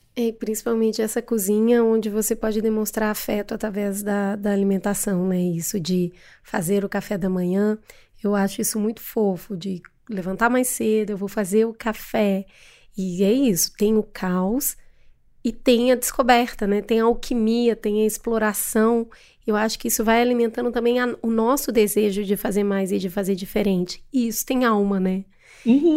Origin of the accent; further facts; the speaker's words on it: Minas Gerais, Brazil; Eu, eu sou mineira e eu tenho muito orgulho de ser de Minas